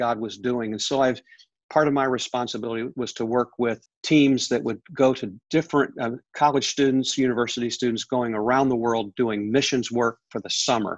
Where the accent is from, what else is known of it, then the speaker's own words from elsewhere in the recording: Pennsylvania, United States; I grew up there from my teenage years. I grew up in a church in Pennsylvania.